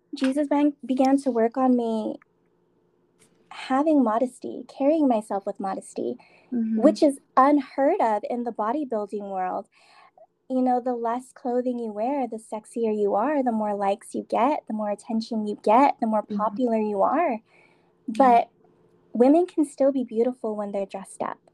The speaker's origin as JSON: {"language": "English", "town": "San Diego", "region": "California", "country": "United States", "moved": "as an adult", "lives_now": "Las Vegas, United States", "said": "I am from San Diego. Um, I moved to Vegas last year"}